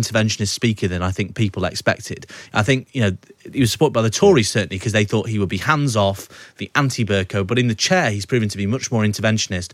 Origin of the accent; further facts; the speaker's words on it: Southport, North West England, United Kingdom; moved away as an adult; also born or lived in Birkdale; I am from Southport and I will, you know, never wrongly identify as a Scouser.